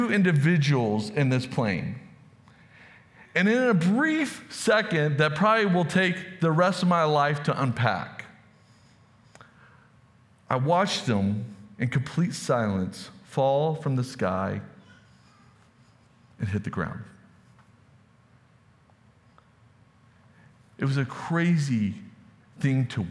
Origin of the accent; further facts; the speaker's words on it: Texas, United States; moved away; I'm from Texas